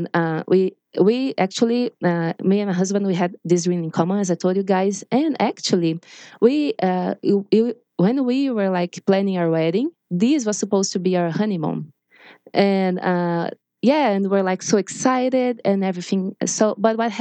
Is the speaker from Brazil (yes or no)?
yes; Brazil; English is a second language; I'm from Brazil. I'm not a native speaker